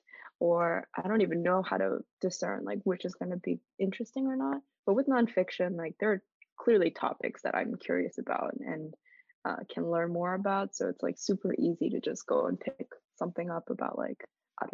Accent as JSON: {"language": "English", "country": "United States"}